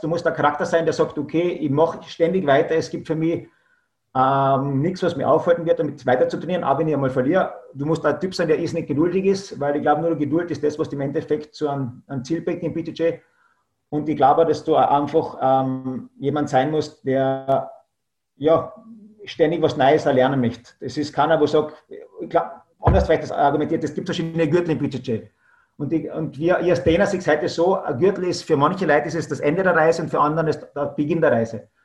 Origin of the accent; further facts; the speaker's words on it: Klagenfurt, Carinthia, Austria; ich komme aus äh, Österreich, genauer gesagt aus Kärnten-Klagenfurt äh, in Klagenfurt habe ich meine Kampfsportschule